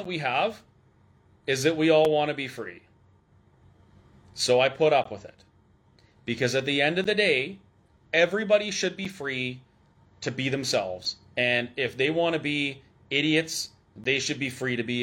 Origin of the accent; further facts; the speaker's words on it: Alberta, Canada; I'm from Alberta